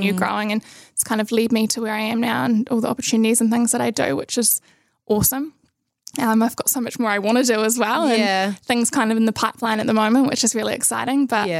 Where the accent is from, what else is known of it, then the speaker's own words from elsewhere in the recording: Nelson, New Zealand; also born or lived in Christchurch; Yeah, so I was born in Christchurch, but I grew up in Nelson. Did most of my schooling there